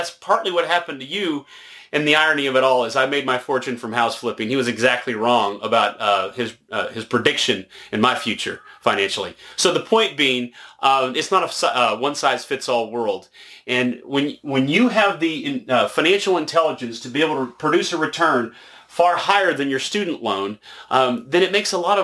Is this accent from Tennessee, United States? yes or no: yes; Nashville, Tennessee, United States; moved away; I'm originally from Nashville